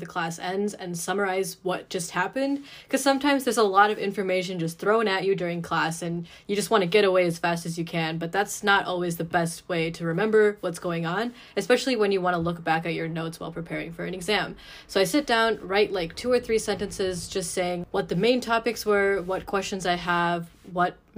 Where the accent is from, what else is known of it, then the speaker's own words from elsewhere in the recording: Troy, Michigan, United States; I am currently a junior from Troy, Michigan